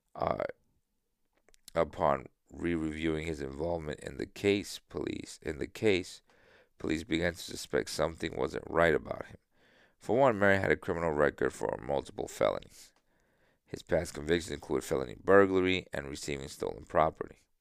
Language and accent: English; San Isidro, Dominican Republic; I was born in San Isidro. Not this San Isidro, but San Isidro in South, in, in Dominican Republic.